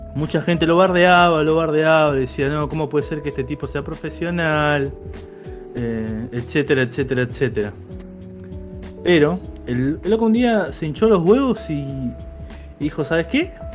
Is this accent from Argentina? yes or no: yes; Argentina; a Peña, que es mi pueblo